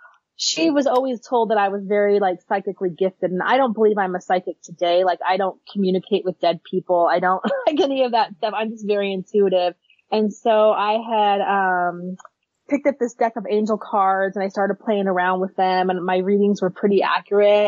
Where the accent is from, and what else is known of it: Phoenix, Arizona, United States; born or raised there